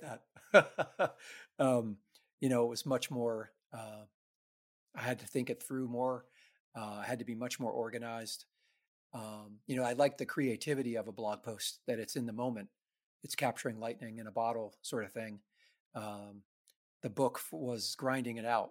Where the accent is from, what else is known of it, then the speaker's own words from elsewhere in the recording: New York City, New York, United States; I grew up in the New York City ska scene